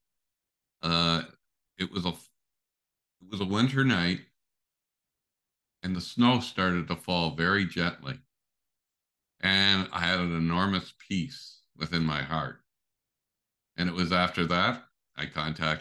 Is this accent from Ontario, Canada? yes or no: yes; Windsor, Ontario, Canada; I grew up here in Windsor, not far from where I am right now at St. Anne's Parish